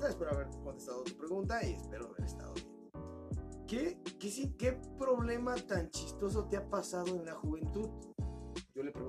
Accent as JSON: {"language": "Spanish", "town": "Zihuatanejo", "region": "Guerrero", "country": "Mexico", "said": "Yo soy de Cihuatanejo."}